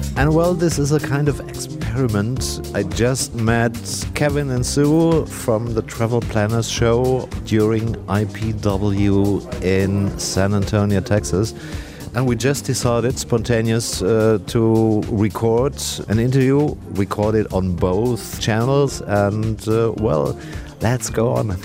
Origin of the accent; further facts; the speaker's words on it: Germany; English is a second language; my home country, Germany